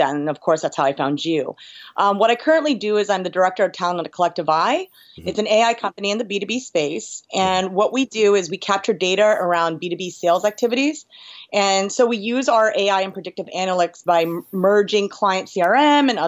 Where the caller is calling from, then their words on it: New York, United States; New York, New York.